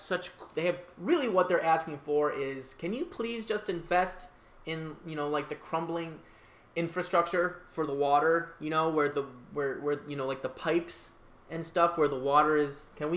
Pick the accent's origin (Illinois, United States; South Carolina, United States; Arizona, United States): Illinois, United States; Chicago; I am a Chicagoan, and Chicagoans only follow what the city of Chicago says.